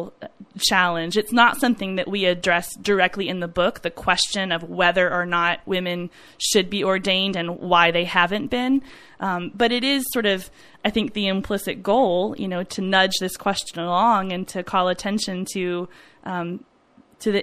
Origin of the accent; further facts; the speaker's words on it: Dallas, Texas, United States; My church that I grew up at in Dallas